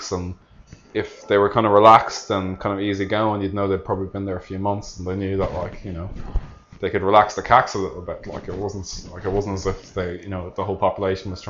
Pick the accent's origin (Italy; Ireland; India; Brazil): Ireland; moved away; also born or lived in Northern Ireland; I was from the South, okay, I'm from the Republic of Ireland